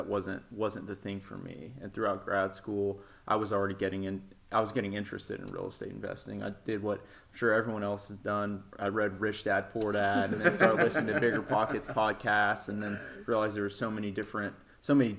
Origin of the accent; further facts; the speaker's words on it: Nashville, Tennessee, United States; I was born in East Tennessee. I moved to Nashville when I was like 5 years old. So I pretty much consider myself a native Nashvillian. So I grew up in West Nashville over in the Bellevue area.